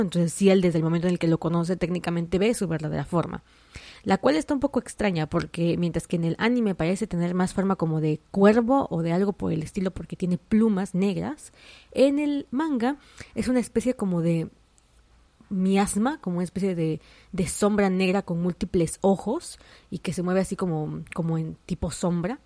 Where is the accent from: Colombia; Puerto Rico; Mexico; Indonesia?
Mexico; yo soy de México